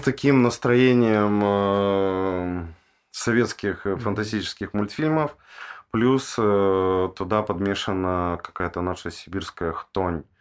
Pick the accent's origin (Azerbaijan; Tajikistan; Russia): Russia; Tyumen, Tyumen Oblast; я сам из Тюмени родом